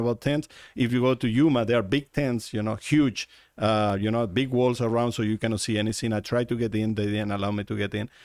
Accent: Uruguay; moved away as an adult; now in Arizona, United States; in the country I was born in Uruguay

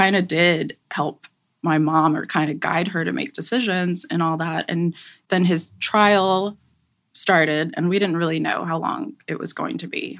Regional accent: New York City, New York, United States; growing up in New York, going to school there, we lived in an apartment.

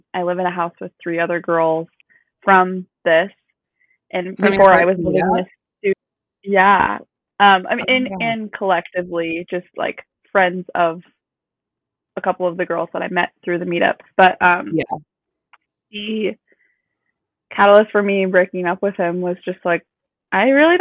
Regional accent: Omaha, Nebraska, United States; moved away as an adult; now in Kansas City, United States; I'm from Omaha. I'm 23. I moved to Kansas City a year ago in September for a job

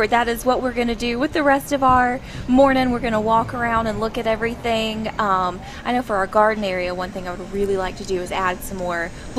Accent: right outside of Atlanta, Georgia, United States; moved away as an adult; also born or lived in Tennessee; now in Archer's Lodge, United States; So we're originally from Georgia, right outside of Atlanta. But then we also lived in Tennessee for a year.

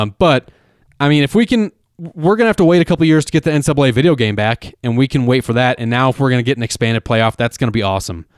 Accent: Denver, Colorado, United States; We're from Denver

